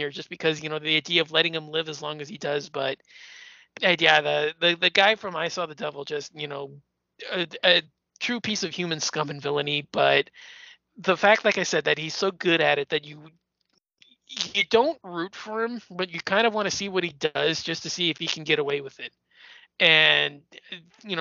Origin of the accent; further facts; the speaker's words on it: United States; being an American